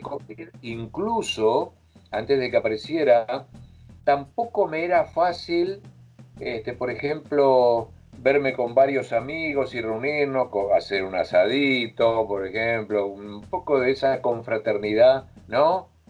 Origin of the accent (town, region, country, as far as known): Argentina; now in Madrid, Spain